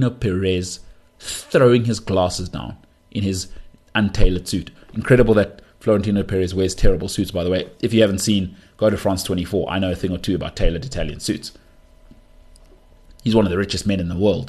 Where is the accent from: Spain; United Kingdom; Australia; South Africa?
South Africa; as a South African